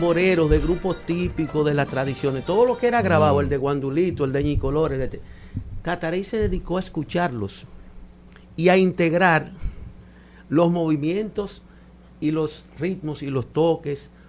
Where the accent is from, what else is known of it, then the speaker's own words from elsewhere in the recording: Dominican Republic; es el mayor aporte de África a nuestra sociedad, a nuestra tradición y a nuestra cultura. Como dominicanos.